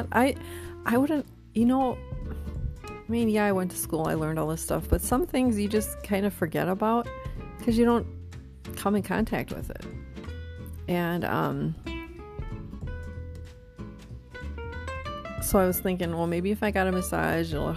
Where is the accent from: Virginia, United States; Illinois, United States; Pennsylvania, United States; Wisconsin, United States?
Wisconsin, United States; New London; moved away; also born or lived in Appleton, Wisconsin; my hometown, little New London, Wisconsin. Yeah. I don't know, maybe their population is up to 7,000 now.